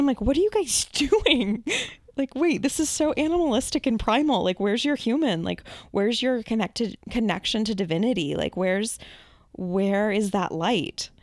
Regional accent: Massachusetts, United States; I'm obviously from Massachusetts

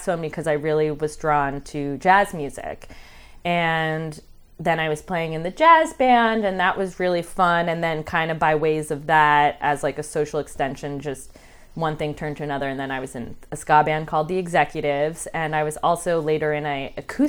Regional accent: suburban New Jersey, United States; now in Philadelphia, United States; I'm from the suburbs in New Jersey

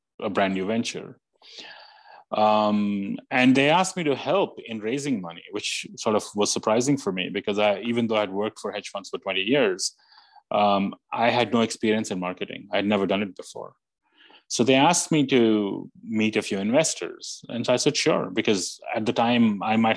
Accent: India; moved away as an adult; now in New York, United States; growing up in India, becoming an electrical engineer, hating electrical engineering, coming to the US

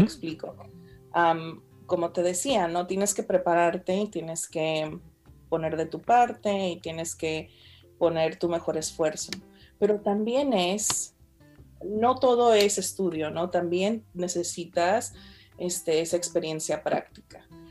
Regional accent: Fresno, California, United States; soy de aquí, ¿de qué me hablas? Fresno

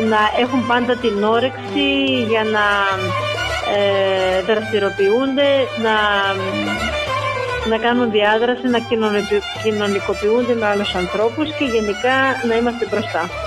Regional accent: Soufli, Eastern Macedonia and Thrace, Greece; Μ' αρέσει ο τόπο μου όπω είναι.

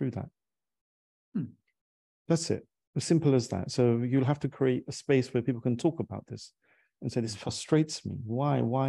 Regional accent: London, United Kingdom; I ultimately did sales in our family, growing up in London

